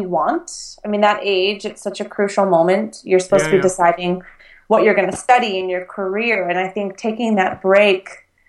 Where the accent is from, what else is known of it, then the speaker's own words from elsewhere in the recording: United States; as an American